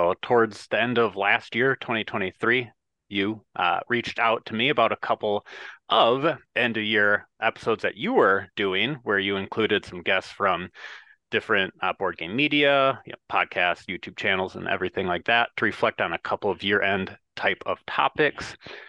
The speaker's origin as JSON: {"language": "English", "region": "Midwest", "country": "United States", "said": "I'm a Midwesterner."}